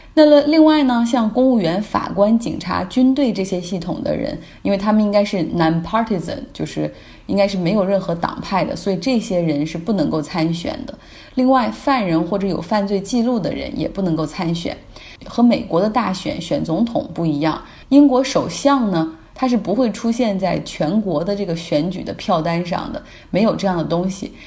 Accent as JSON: {"language": "Chinese", "country": "China", "said": "我们中国人"}